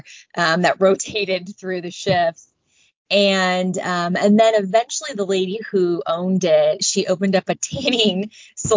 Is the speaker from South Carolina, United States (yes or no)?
no; Lee's Summit, Missouri, United States; also born or lived in Warrensburg, Missouri; I grew up in Lee Summit, Missouri